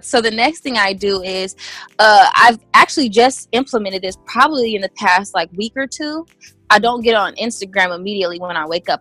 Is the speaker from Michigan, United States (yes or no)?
no; Indiana, United States; moved away as an adult; now in California, United States; I moved to California actually from Indiana. I'm originally from Indiana, uh, the Midwest area